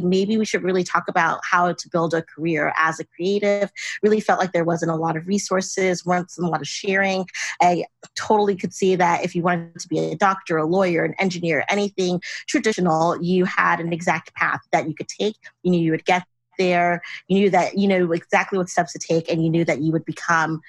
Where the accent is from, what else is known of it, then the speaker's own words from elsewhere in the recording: Los Angeles, California, United States; moved back to LA, which is my hometown